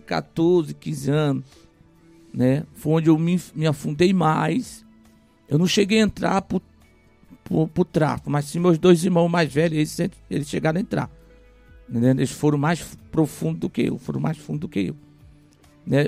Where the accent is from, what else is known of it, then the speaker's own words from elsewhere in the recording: Rio de Janeiro, Brazil; now in Ipueiras, Brazil; eu ainda criança, não cresci no Ceará, cresci no Rio de Janeiro né, minha fase da adolescência, juventude, até a fase adulta foi no Rio de Janeiro